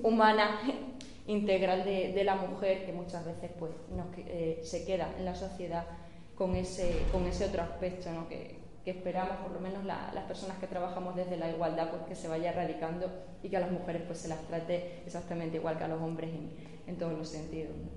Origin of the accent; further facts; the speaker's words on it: Villanueva de la Serena, Extremadura, Spain; moved away as an adult; also born or lived in Seville; nací en Sevilla en Sevilla pasé los tres primeros meses de mi vida pero realmente me he criado en Villanueva de la Serena